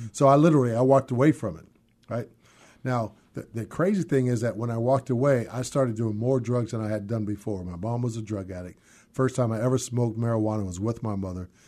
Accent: San Francisco, California, United States; moved away as an adult; now in Seattle, United States; was born and raised in San Francisco

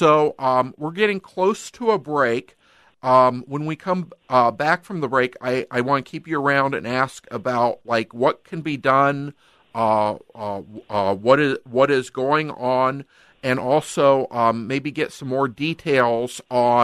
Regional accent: United States; now in Minnesota, United States; I'm an American

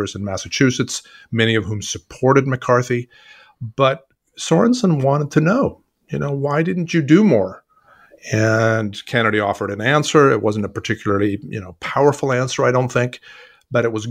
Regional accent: Sweden; now in United States; I'm originally from Sweden.

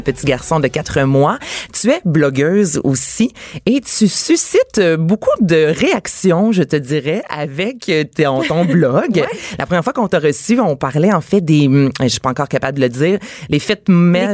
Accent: Quebec, Canada; chez nous au Québec

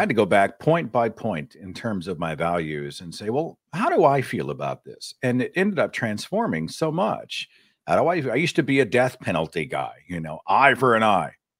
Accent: Tulsa, Oklahoma, United States; he built a university in my hometown

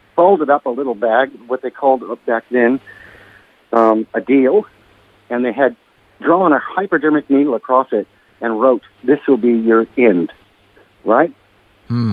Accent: Hermosa Beach, California, United States; also born or lived in Torrance, California; now in Lennox Head, Australia; the town that I actually grew up in was called Hermosa Beach

